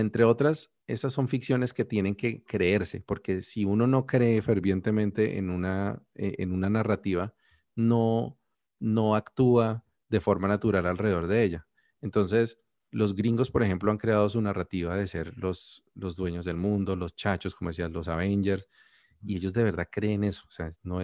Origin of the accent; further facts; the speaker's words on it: Colombia; no tenemos esas narrativas como colombianos